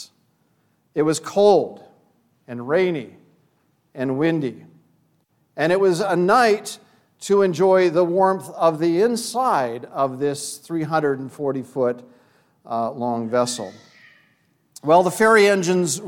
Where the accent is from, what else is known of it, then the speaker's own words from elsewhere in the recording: Vancouver, British Columbia, Canada; I grew up in Vancouver, British Columbia.